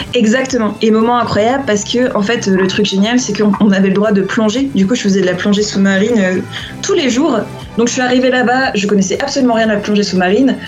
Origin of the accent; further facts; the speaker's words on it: Réunion; also born or lived in Lyon / Japan; now in Guatemala; je viens d'une île